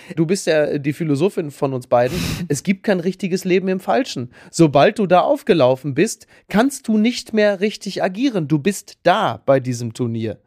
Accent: Castrop-Rauxel, North Rhine-Westphalia, Germany; in meinem Heimatdorf in Henrichenburg in Castrop-Rauxel

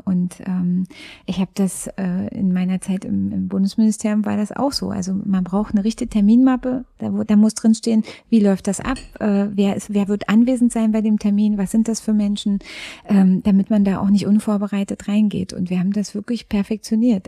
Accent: Frankfurt, Brandenburg, Germany; born or raised there

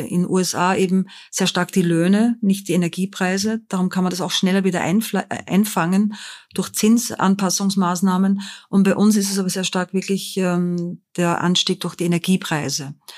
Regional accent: Linz, Upper Austria, Austria; moved away as an adult; also born or lived in Vienna; now in Frankfurt, Germany; aus Linz in Oberösterreich

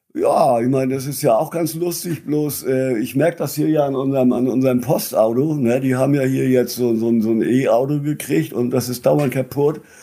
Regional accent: Lübeck, Schleswig-Holstein, Germany; also born or lived in Flensburg; now in near Kiel, Germany; Ich bin in Travemünde geboren. Ich lebe jetzt äh, inmitten von Schleswig-Holstein in einem kleinen Dorf mitten auf dem Land in der Nähe ah, okay. von Kiel

